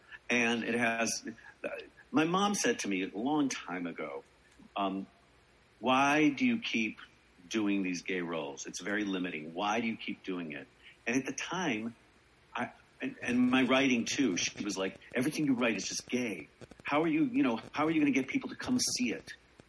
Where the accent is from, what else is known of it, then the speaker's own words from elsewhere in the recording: Chicago, Illinois, United States; I'm from Chicago